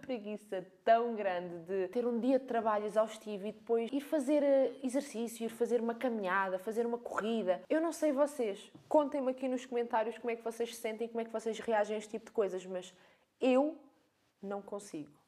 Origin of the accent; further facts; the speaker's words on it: Algarve, Portugal; accent: Algarvian; eu também sou algarvia, nota-se bem aqui pela minha fala